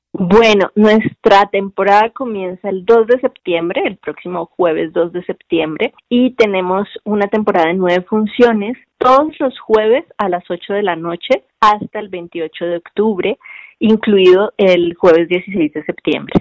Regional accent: Cartagena, Bolívar, Colombia; accent: costeña; moved away as an adult; also born or lived in Bogotá, Colombia; now in Mexico; de vivir en Cartagena y luego vivir en la capital, que es Bogotá, y cómo, cómo soy tratada en un lugar y en otro

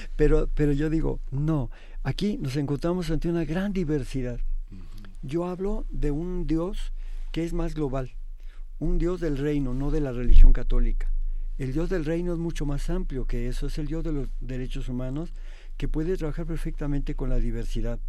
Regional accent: Mexico; como mexicanos

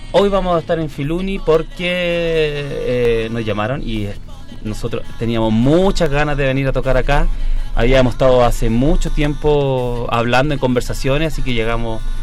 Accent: Chile; en mi país.

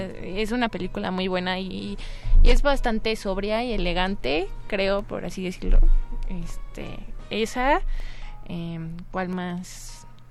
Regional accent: Morelia, Michoacán, Mexico; moved away as an adult; now in Mexico City, Mexico; yo soy de Morelia y ahorita ya tengo dos años viviendo aquí en Ciudad de México, pero también tuve la gran fortuna de crecer en la ciudad del festival

